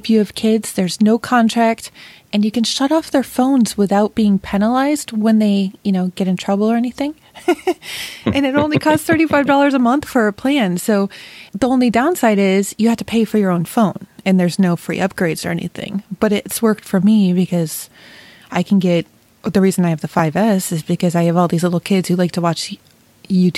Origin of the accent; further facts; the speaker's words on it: Rochester, New York, United States; now in Ohio, United States; my hometown in Rochester, New York